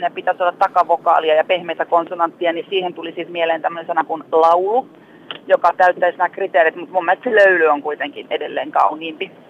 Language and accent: Finnish; Tampere, Pirkanmaa, Finland; tuun Tampereelta siis